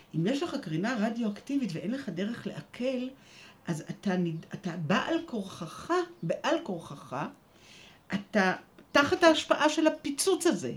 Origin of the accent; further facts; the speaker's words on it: Jerusalem, Jerusalem District, Israel; אני ישראלית, ואני ירושלמית, מצד אחד אה, שורשים עמוקים בירושלים